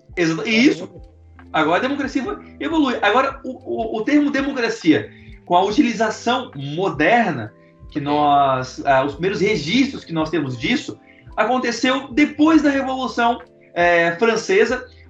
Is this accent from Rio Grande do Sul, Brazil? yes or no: no; Florianópolis, Santa Catarina, Brazil; also born or lived in São José; Eu, eu, eu, cresci em Florianópolis e São José